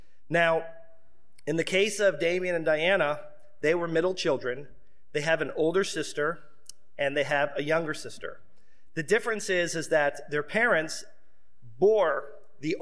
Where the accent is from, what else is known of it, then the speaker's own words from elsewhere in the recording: Seminole, Florida, United States; When I was a young boy, I grew up outside of Tampa in a small city called Seminole, Florida